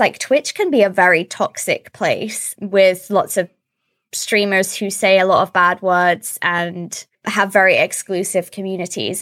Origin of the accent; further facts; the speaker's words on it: Suffolk, East of England, United Kingdom; moved away as an adult; also born or lived in London; now in Sweden; we both moved back to my hometown in Suffolk in the U K